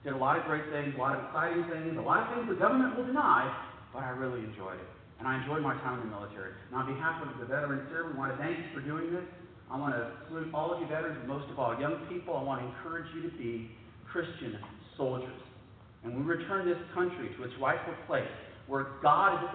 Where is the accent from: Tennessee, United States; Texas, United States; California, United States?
Texas, United States; San Antonio; my hometown sites